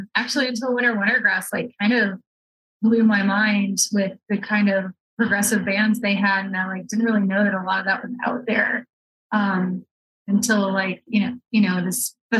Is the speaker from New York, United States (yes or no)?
no; Kentucky, United States; I grew up in Kentucky and like I've been playing bluegrass since I was 7